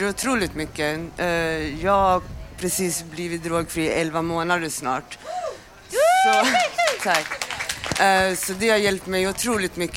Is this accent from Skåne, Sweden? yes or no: no; Stockholm, Stockholm County, Sweden; Jag växte upp på Östermalm